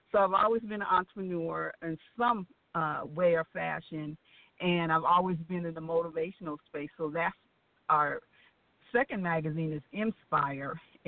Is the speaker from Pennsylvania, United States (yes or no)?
no; California, United States; now in Atlanta, United States; I'm from California. I know you hear the Southern accent because I've been in Atlanta for a minute.